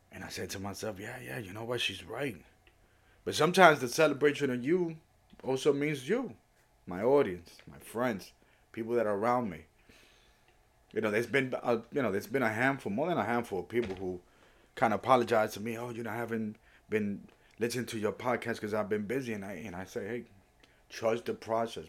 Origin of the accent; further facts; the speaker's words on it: New York City, New York, United States; also born or lived in Puerto Rico; I was born in Puerto Rico, raised in the Bronx or New York City, but mostly the Bronx